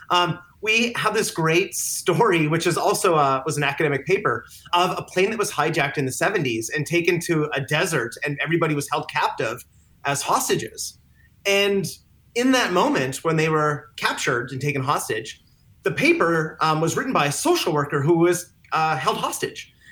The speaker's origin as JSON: {"language": "English", "country": "Canada", "said": "When I go back, I'm Canadian, so when I go back to on vacation to see my family, my parents, all of a sudden that shifts into another identity and another way of habits and thinking."}